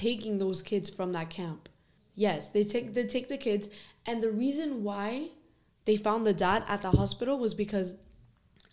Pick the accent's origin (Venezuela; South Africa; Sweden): Venezuela; now in Miami, United States; I'm from Venezuela